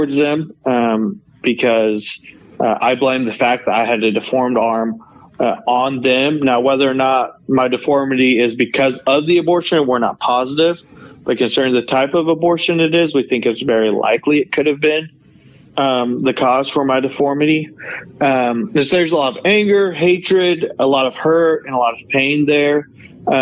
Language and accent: English; Norman, Oklahoma, United States; also born or lived in South Korea; I grew up in Oklahoma, Norman, Oklahoma.